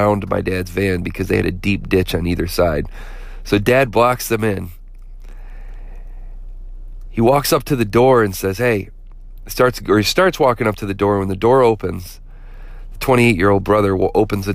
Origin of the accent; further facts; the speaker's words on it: Flint, Michigan, United States; growing up in Flint